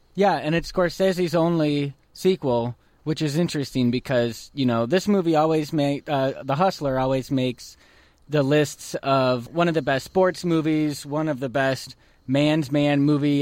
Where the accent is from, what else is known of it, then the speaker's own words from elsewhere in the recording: United States; We're American.